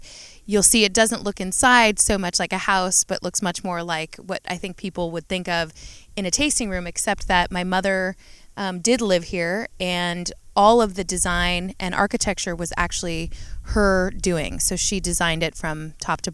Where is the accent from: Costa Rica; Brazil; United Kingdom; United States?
United States; Yountville, California; also born or lived in San Francisco; my family moved to Yountville, Oakville